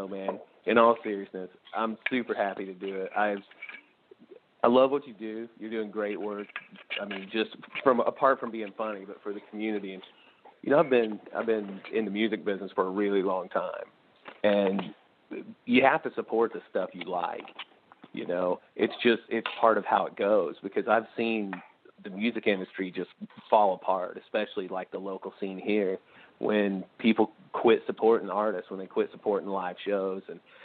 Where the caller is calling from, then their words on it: St. Louis, Missouri, United States; Hey, guys. … from St. Louis. How's it going?